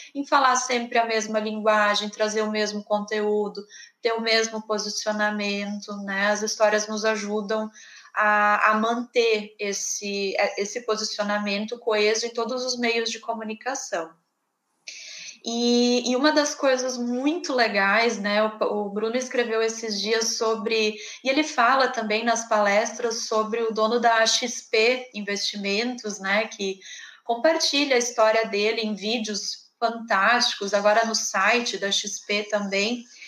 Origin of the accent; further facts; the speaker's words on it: Rio Grande do Sul, Brazil; accent: gaúcho; eu sou do Rio Grande do Sul